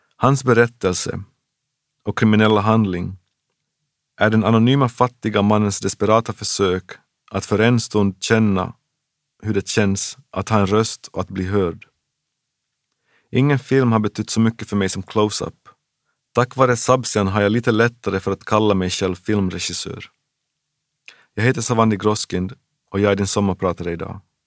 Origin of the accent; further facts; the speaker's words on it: Jakobstad, Ostrobothnia, Finland; also born or lived in Memphis, United States; i min hemstad Jakobstad fanns en underbar liten ungdomsverkstad